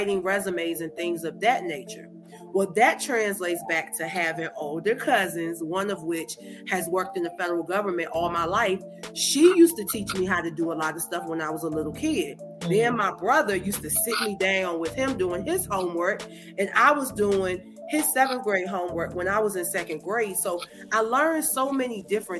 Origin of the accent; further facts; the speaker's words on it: Danville, Virginia, United States; my hometown of Danville, Virginia